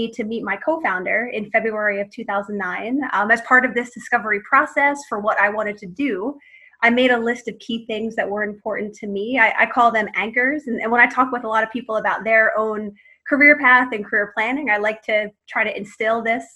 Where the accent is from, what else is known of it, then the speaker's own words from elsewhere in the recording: Philadelphia, Pennsylvania, United States; moved away as an adult; now in Boston, United States; I'm from Philadelphia originally. I grew up there and ended up moving to Boston in 2003.